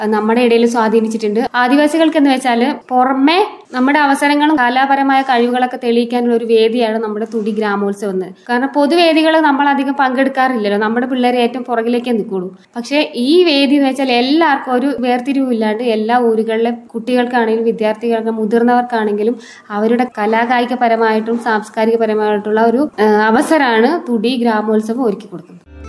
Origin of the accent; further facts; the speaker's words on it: Nellikkal colony, Kerala, India; also born or lived in Kalady / Palakkad; വെളിയെ നെല്ലിക്കൽ കോളനിയിൽ നിന്നാണ് വരുന്നത്